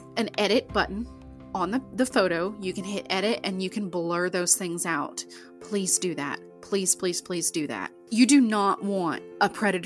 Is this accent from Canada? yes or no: no; Ada, Oklahoma, United States; I'm homegrown from Ada, Oklahoma